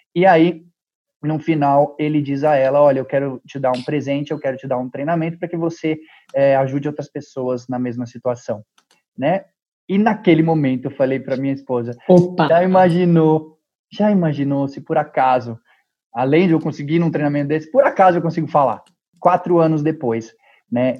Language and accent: Portuguese; Brazil; eu sou do Brasil